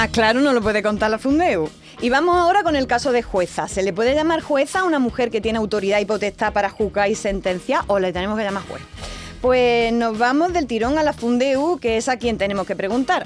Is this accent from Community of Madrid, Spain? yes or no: no; Andalusia, Spain; en mi pueblo por lo menos decimos